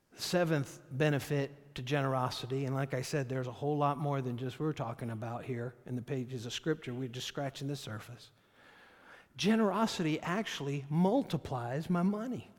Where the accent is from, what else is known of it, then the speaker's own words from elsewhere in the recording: United States; I'm an American